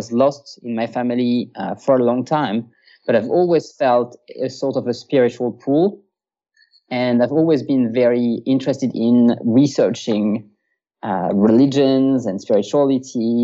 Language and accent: English; France; English is a second language; moved away as an adult; now in Vienna, Austria; I am French myself. I was born and raised in France. I lived in France until I was 25.